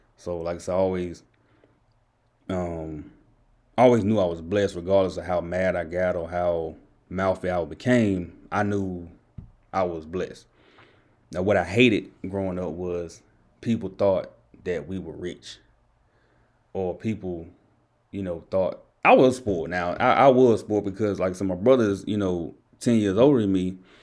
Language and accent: English; Enfield, North Carolina, United States; I'm from Enfield